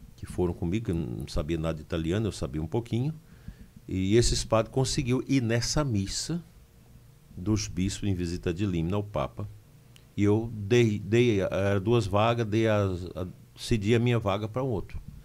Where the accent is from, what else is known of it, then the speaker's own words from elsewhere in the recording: Campinorte, Goiás, Brazil; also born or lived in Mara Rosa, Goiás; now in Formosa, Brazil; Eu nasci no município de Mara Rosa, mas cresci em Campinorte.